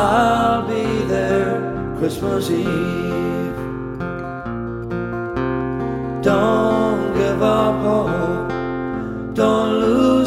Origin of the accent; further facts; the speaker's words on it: Newfoundland and Labrador, Canada; from Newfoundland, the singer-songwriter